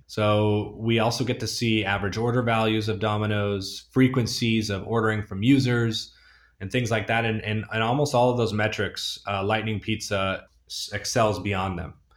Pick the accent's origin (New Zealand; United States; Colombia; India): United States; Northern California; moved away; also born or lived in Argentina; I grew up in Northern California and wine country